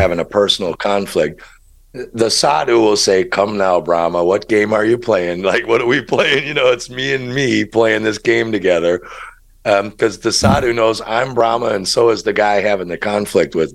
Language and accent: English; Chicago, Illinois, United States; moved away; I'm from Chicago